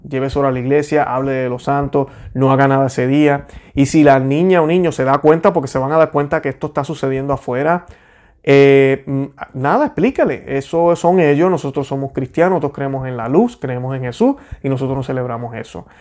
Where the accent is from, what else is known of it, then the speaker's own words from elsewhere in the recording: Puerto Rico; yo soy puertorriqueño católico